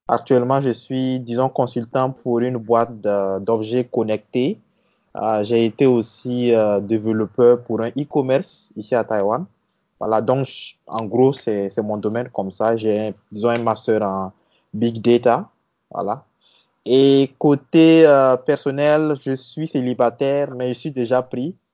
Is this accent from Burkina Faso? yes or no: yes; Burkina Faso; also born or lived in Côte d'Ivoire; je suis né en Côte d'Ivoire. J'ai commencé euh, voilà, le, primaire en Côte d'Ivoire. Mais euh, mon père étant burkinabé et voulait repartir euh, voilà, dans le pays, au Burkina. Donc, j'ai suivi mon père.